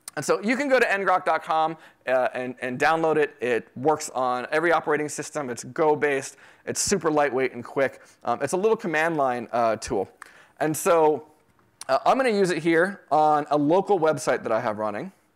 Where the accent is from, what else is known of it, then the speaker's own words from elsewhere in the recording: Florida, United States; also born or lived in New York City; now in Texas, United States; I grew up in Florida